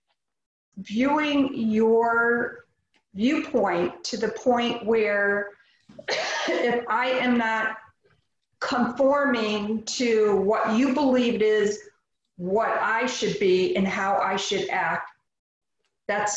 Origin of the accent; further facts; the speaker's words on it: United States; I am an American